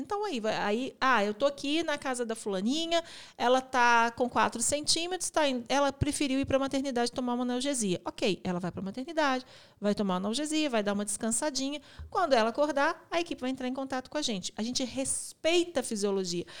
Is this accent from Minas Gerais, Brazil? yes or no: yes; Belo Horizonte, Minas Gerais, Brazil; a gente é da cidade de Belo Horizonte